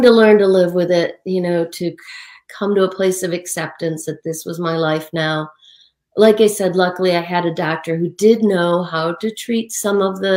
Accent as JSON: {"language": "English", "region": "Western New York State", "country": "United States", "tie": "born or raised there", "said": "my hometown in Western New York State"}